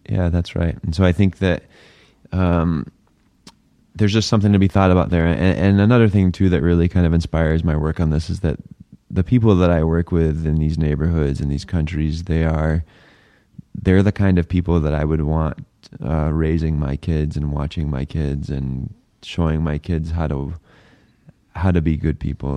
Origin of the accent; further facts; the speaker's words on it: New Hampshire, United States; now in Phoenix, United States; I grew up in New Hampshire